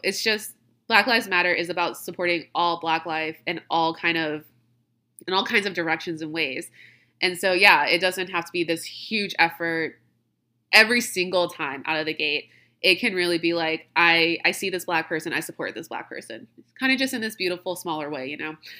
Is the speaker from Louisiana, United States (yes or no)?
yes; Louisiana, United States; I'm from Louisiana.